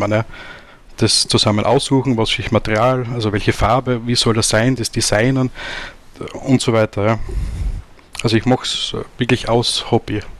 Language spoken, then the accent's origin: German; Austria; Und vor eineinhalb Jahren haben wir dann ein Lokal in Graz gefunden, also in Österreich, bin aus Österreich.